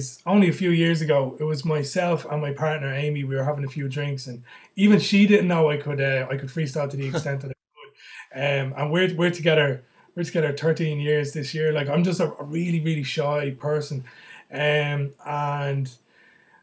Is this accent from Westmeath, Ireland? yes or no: no; County Kildare, Ireland; now in Dublin, Ireland; I'm originally from Kildare. I'm living in Dublin.